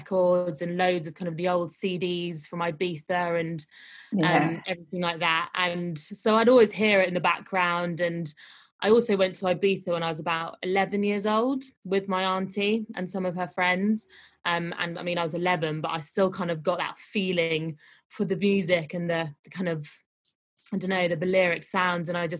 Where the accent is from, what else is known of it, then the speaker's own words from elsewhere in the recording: London, United Kingdom; I'm from London